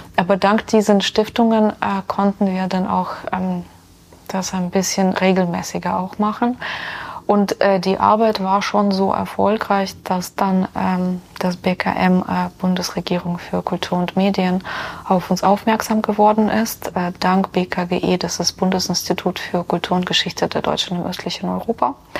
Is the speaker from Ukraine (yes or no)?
yes; Ukraine; now in Rosenheim, Germany; dass ich aus der Ukraine komme